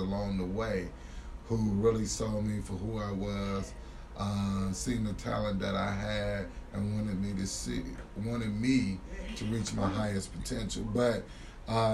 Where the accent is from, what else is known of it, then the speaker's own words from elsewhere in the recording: Gary, Indiana, United States; also born or lived in Knoxville, Tennessee; I'm just another young man from Gary, Indiana. I grew up in Glen Park